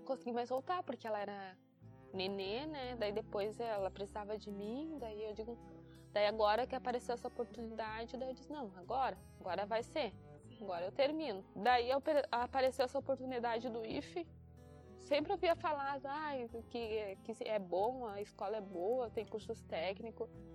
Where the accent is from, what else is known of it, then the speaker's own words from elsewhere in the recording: Santa Maria, Rio Grande do Sul, Brazil; moved away; Eu sou natural de Santa Maria, sempre morei lá, desde criança, nasci lá, cresci lá